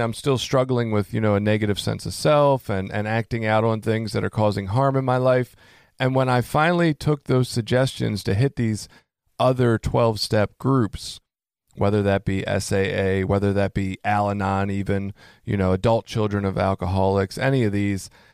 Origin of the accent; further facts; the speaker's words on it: Baltimore, Maryland, United States; moved away; I come from Baltimore originally